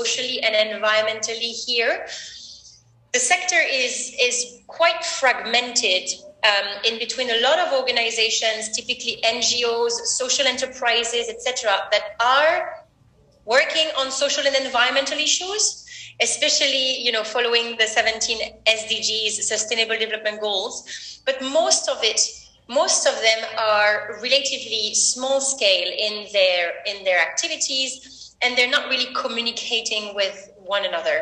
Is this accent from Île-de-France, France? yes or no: yes; Paris, Île-de-France, France; moved away as an adult; now in Kolkata, India; I come from Paris, and then I got the opportunity to move to Kolkata